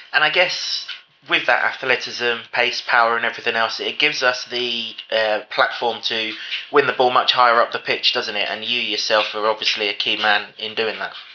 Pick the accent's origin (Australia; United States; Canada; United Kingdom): United Kingdom; England; as an Englishman